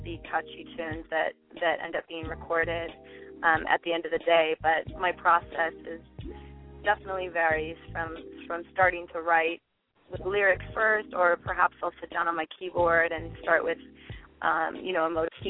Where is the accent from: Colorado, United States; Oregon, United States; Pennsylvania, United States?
Oregon, United States; now in Los Angeles, United States; I'm originally from Oregon State, but I'm based in Los Angeles